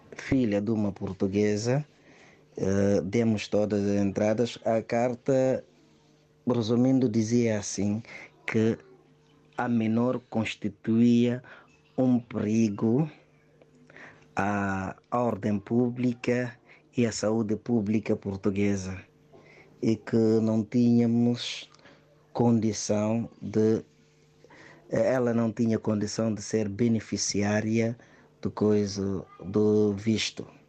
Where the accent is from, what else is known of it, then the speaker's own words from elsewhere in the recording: Guinea-Bissau; sou guineense, casado com uma portuguesa há mais de três anos